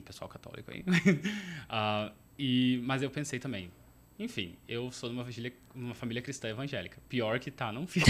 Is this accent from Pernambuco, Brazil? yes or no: no; Porto Alegre area, Rio Grande do Sul, Brazil; moved away as an adult; also born or lived in Ireland / France; now in Australia; Eu sou de Porto Alegre, mas eu cresci numa cidade vizinha